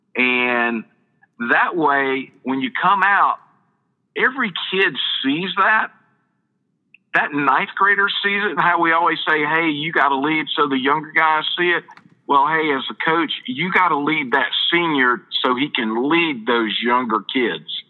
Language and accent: English; Perry, Georgia, United States; I'm from Perry, Georgia